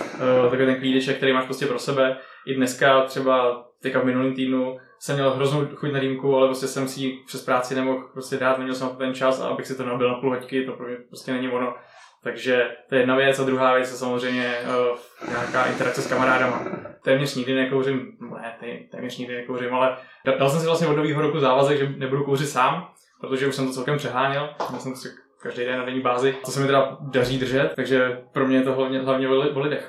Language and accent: Czech; Prague, Czechia; Já, já jsem, já jsem Pražák rodili